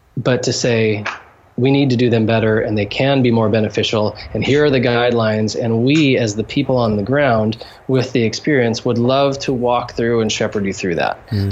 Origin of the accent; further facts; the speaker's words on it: United States; moved away as an adult; now in Haiti; as a Western, um, as an American Christian